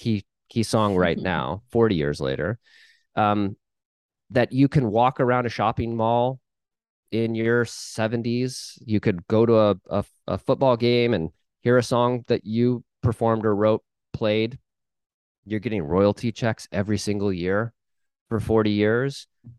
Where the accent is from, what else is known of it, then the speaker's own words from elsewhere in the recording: Midwest, United States; I'm from the Midwest.